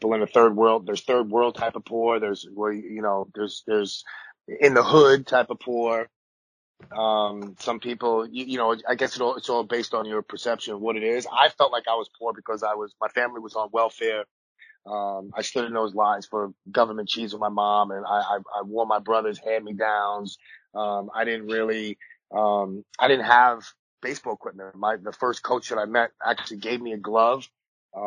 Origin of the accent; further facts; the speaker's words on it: New York City, New York, United States; growing up in Coney Island, I was born in 77